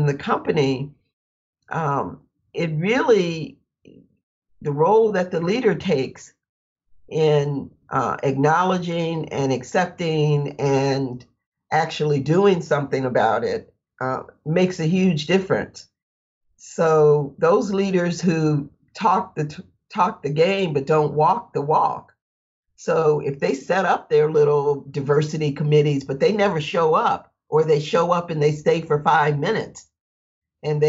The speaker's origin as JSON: {"language": "English", "town": "Flint", "region": "Michigan", "country": "United States", "tie": "born or raised there", "said": "I grew up in Flint, Michigan"}